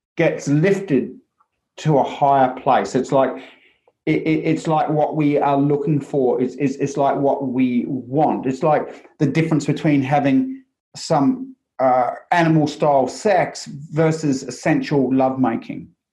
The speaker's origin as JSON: {"language": "English", "country": "New Zealand", "tie": "born or raised there", "said": "growing up in New Zealand"}